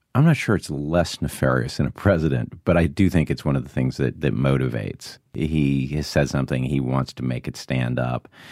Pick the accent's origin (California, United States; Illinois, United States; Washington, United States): Illinois, United States; Monticello; the streets of Monticello, Illinois. Parents were conservative, veterans. And when you're growing up in Illinois in the nineteen sixties